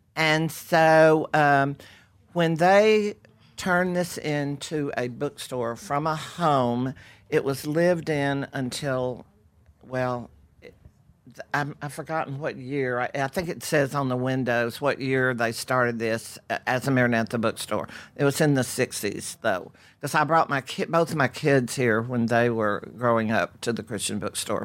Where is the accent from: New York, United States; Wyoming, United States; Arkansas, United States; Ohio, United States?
Arkansas, United States; Pine Bluff; accent: Architexas; now in Carrollton, United States; Pine Bluff. My hometown